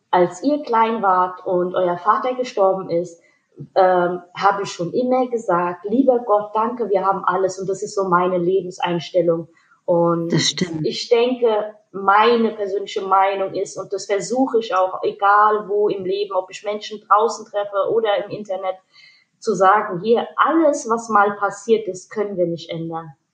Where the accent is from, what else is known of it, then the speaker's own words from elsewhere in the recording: Hanau, Hesse, Germany; Meine Eltern sind aus Pakistan. Ich bin in Deutschland geboren, im wunderschönen Hanau